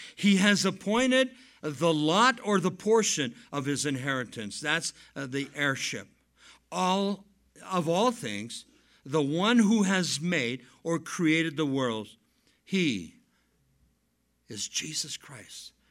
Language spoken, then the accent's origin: English; Southern California, United States; moved away as an adult; now in Chihuahuan Desert, southwestern US; Now, I come from Southern California.